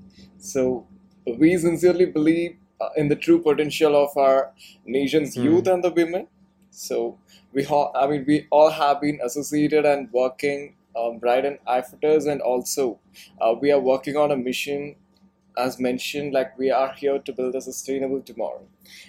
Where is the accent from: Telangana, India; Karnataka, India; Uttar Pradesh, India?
Karnataka, India; Bangalore; English is a second language; I come from Bangalore and you come from Delhi.